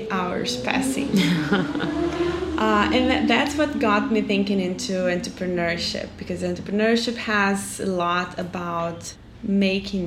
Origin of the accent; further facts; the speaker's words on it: Juiz de Fora, Minas Gerais, Brazil; moved away as an adult; also born or lived in São Paulo / Salvador; now in Porto Alegre, Brazil; I'm from Juiz de Fora, Minas Gerais, and we're up south, well, we're down south in Porto Alegre now.